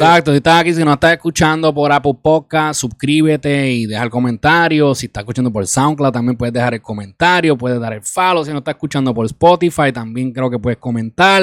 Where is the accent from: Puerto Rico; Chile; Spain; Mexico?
Puerto Rico; Isabela; now in New York, United States; invertir en mi pueblo, invertir en mi país